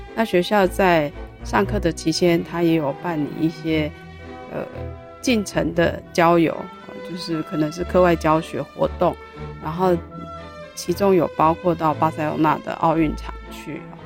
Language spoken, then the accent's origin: Chinese; Taiwan; 我是台湾这样子，我是台湾的啊